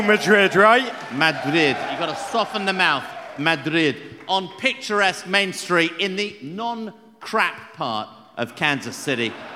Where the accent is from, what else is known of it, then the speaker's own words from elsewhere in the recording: England, United Kingdom; this Englishman